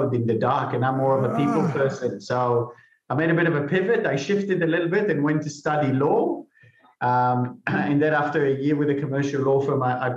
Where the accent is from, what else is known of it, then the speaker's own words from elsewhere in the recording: Israel; moved away; I'm originally from Israel, so I joined the army